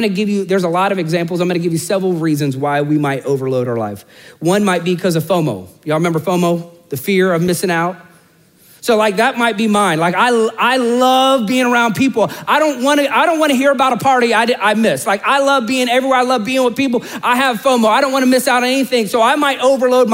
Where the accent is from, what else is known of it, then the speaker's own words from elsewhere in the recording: Orlando, Florida, United States; I'm born and raised in Orlando